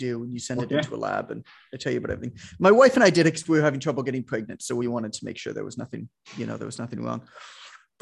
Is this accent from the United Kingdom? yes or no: no; Toronto, Ontario, Canada; I'm Canadian